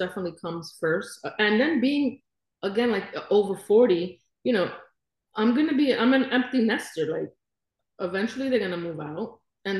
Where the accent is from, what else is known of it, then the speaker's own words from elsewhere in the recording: New York City, New York, United States; moved away as an adult; now in Florida, United States; I was raised in Brooklyn